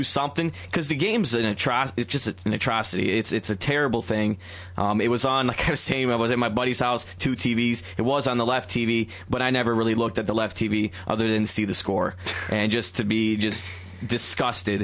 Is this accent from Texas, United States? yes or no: no; Detroit, Michigan, United States; moved away; Grew up in Detroit